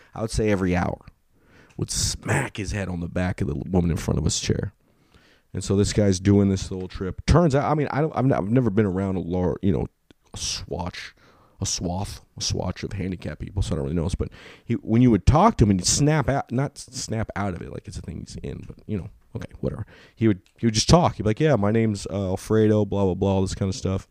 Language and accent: English; California, United States; I'm from California